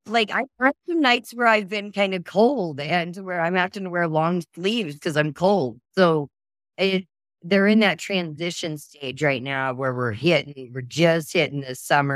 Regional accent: Oklahoma, United States; now in Texas, United States; I'm from Oklahoma. Oklahoma and Texas now. I kind of go back and forth.

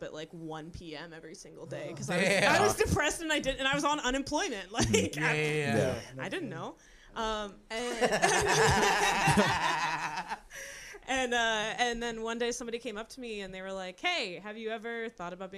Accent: Houston, Texas, United States; also born or lived in Austin; So I'm from Houston, and growing up, I used to obviously listen to radio.

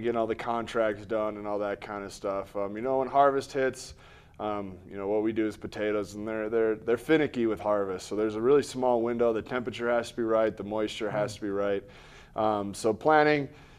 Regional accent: Missouri, United States; Yeah, when I got to college, I definitely heard all of it and kind of lost my accent a little bit being out of Missouri.

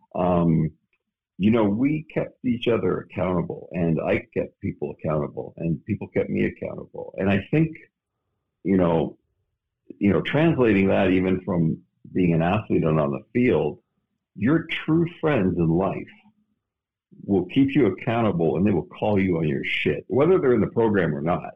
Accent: Canada; moved away as an adult; now in Phoenix, United States; I was suppressed being from Canada, going to the U.S.

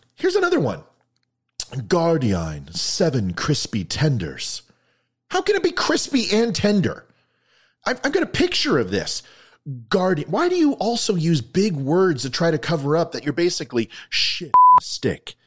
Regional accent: United States; I'm an American

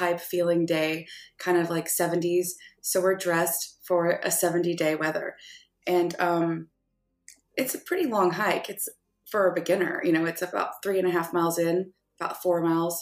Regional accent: Arkansas, United States; I'm from Arkansas, so I grew up in the natural state where things are always outdoors.

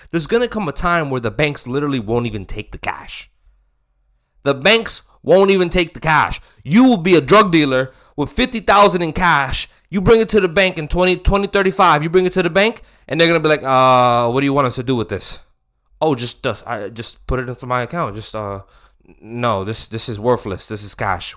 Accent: United States; I'm American

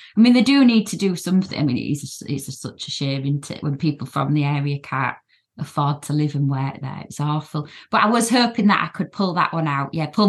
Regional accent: South West England, United Kingdom; But I'm allowed to say that because I am Cornish, you see.

